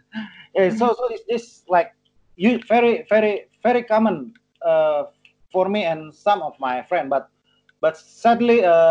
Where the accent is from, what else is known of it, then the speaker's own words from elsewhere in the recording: North Sumatra, Indonesia; English is a second language; So it's like habit for because like my culture, I'm from Batak and my mother is from Ambon.